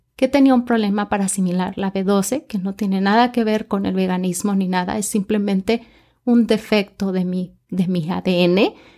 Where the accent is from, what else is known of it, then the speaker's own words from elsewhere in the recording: Mexico; yo soy mexicana